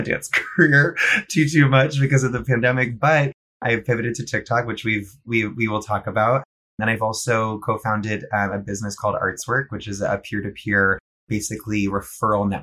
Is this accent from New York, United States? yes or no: no; Shrewsbury, Massachusetts, United States; I grew up in Shrewsbury, Massachusetts. So I'm a New England boy.